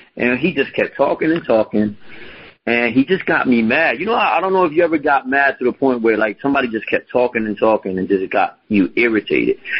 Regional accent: Philadelphia, Pennsylvania, United States; grew up in Philadelphia. To be more specific, I grew up in North Philadelphia.

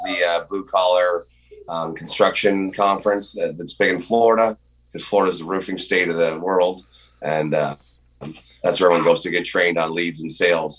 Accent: Canada; as Canadian citizens

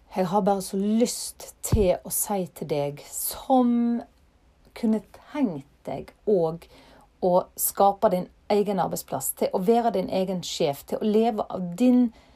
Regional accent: Ytre Fosse, near Alversund, Bergen, Vestland, Norway; fra heimplassen min, Ytrefosse. Og her finner jeg roen. Her har jeg familien min, og her har jeg røttene mine

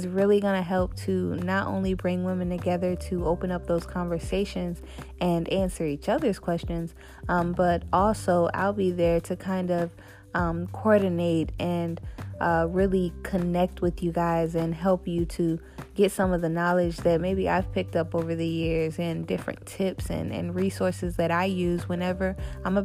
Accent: Tampa, Florida, United States; born or raised there; also born or lived in Tallahassee / Orlando

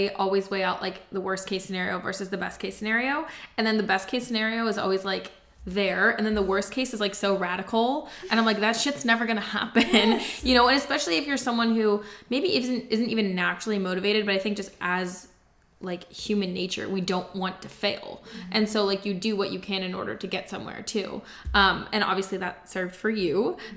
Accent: Pennsylvania, United States; moved away; I'm from Pennsylvania

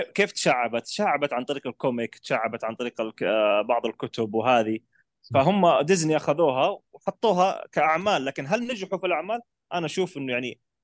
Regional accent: Saudi Arabia; احنا عندنا العرب او السعوديين

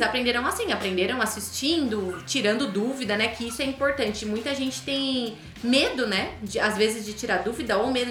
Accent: Brazil; first language Portuguese; Nós brasileiros, nossa língua nativa não é o inglês

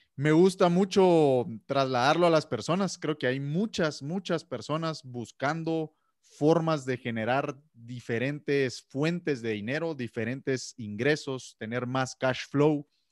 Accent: Guatemala; soy de Guatemala

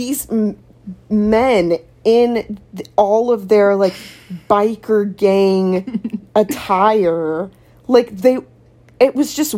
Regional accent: Florida, United States; now in Fort Mill, United States; I'm not from here. I'm from Florida.

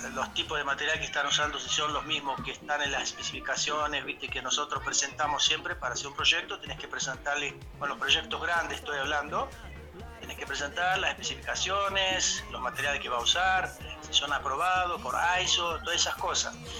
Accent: Greece; moved away as an adult; now in Argentina; yo soy griego

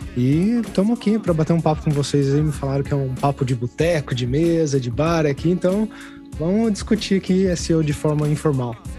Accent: São José dos Campos, São Paulo, Brazil; moved away as an adult; eu saí de São José dos Campos, que é a minha cidade natal, e fui para São Paulo mesmo, capital

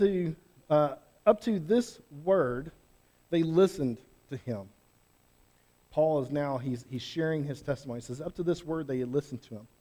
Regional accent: Fairdale, Oklahoma, United States; I grew up near Fairdale. I grew up Oklahoma and Fairdale

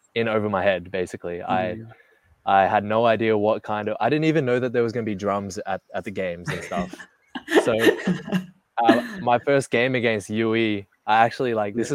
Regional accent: Melbourne, Victoria, Australia; moved away as an adult; also born or lived in Philippines; I was born and raised in Melbourne

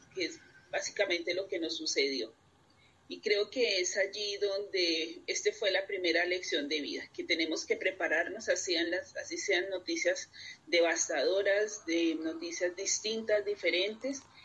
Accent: Colombia; como colombiana y latinoamericana

